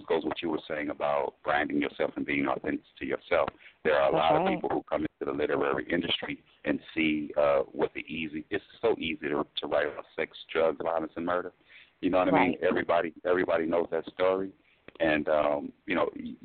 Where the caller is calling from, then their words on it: California, United States; calling from California.